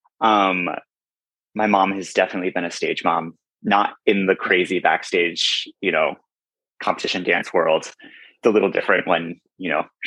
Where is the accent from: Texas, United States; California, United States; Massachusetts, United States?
California, United States; Moreno Valley; moved away as an adult; now in New York City, United States; I am originally from Moreno Valley, California, which is in Southern California, a small little town